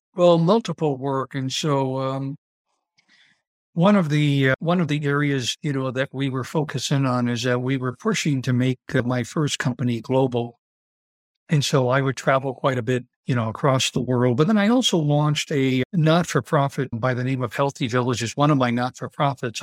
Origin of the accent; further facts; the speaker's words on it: Dunkirk, New York, United States; moved away as an adult; also born or lived in New England / Italy; I was born and raised in Dunkirk, New York, which is a small rural community outside of Buffalo, New York.